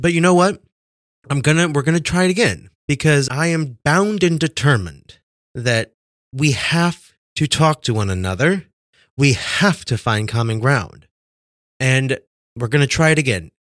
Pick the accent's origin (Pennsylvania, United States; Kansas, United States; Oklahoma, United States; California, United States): Kansas, United States; moved away; I grew up in Kansas